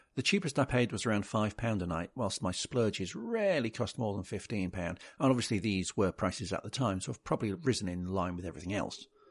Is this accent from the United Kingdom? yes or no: yes; United Kingdom; as a Brit